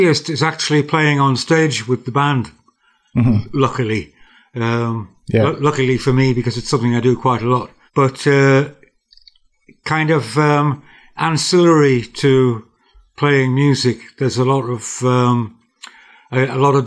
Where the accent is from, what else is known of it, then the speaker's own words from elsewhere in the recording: North Shields, North East England, United Kingdom; also born or lived in Durham; I was brought up in North Shields. My childhood was through the 50s, really